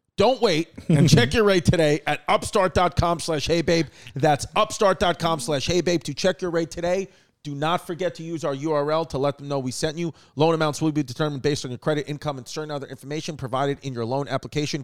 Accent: New York City, New York, United States; growing up in New York City

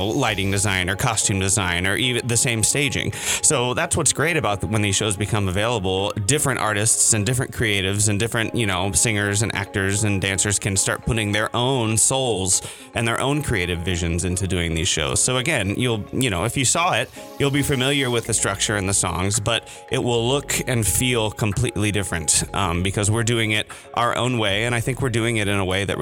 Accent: Ohio, United States; moved away as an adult; also born or lived in Ithaca, New York; now in Minnesota, United States; I'm from Ohio

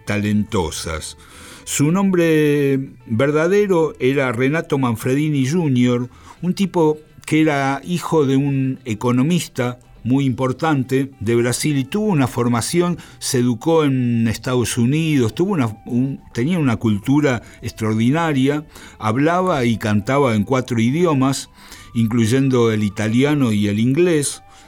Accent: Argentina

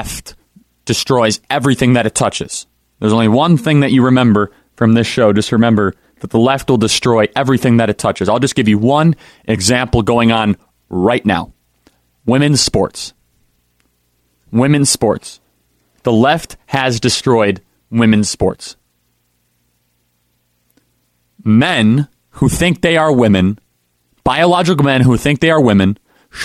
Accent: Chicago, Illinois, United States; I am from Chicago

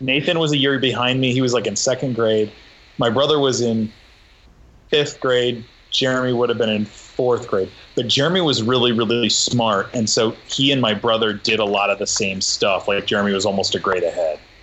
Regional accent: Nebraska, United States; when I was a kid growing up in Nebraska with no money

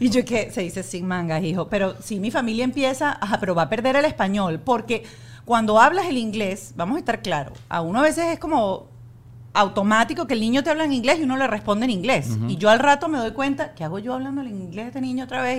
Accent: Venezuela; now in Miami, United States; Yo soy venezolana, vivimos aquí

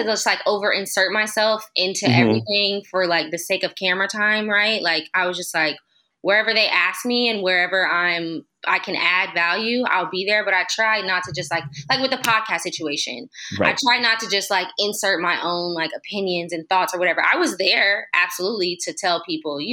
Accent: Los Angeles area, California, United States; also born or lived in Oakland; I moved from Oakland back home to move in with my parents to save.

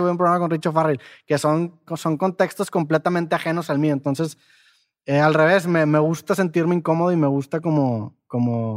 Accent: Mexico; moved away; para los de Ciudad de México tengo un acento

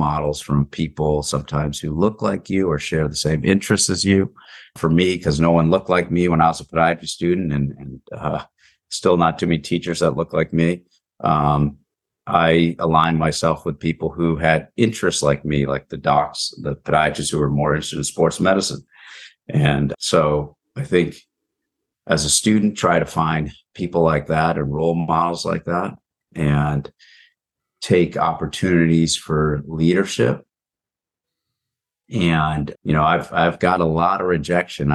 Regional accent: Palo Alto, California, United States; also born or lived in New Jersey; I was born in Palo Alto and came back to Palo Alto for junior high and high school, but lived in New Jersey

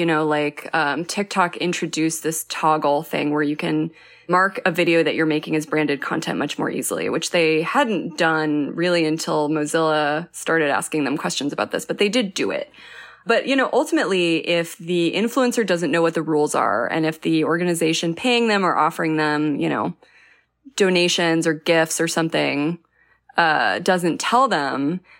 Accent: New Mexico, United States; I'm from New Mexico, and so I can say that fighting fire with fire, like a controlled burn, can be very dangerous.

